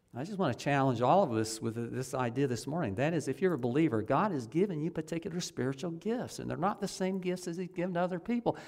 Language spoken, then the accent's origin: English; Ocala, Florida, United States; I grew up in Ocala on one of the side streets, right by the, the run, street that runs right behind the Catholic Church in Ocala. I, I lived there until I was about nine years old.